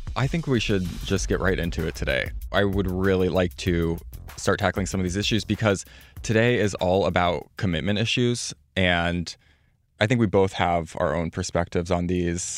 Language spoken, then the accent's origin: English; Midwest, United States; I'm from the Midwest